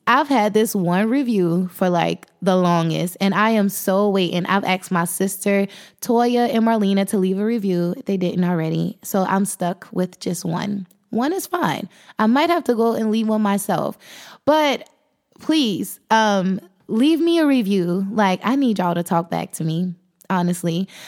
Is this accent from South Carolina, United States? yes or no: yes; South Carolina, United States; I'm thirty-one years old, and I am from South Carolina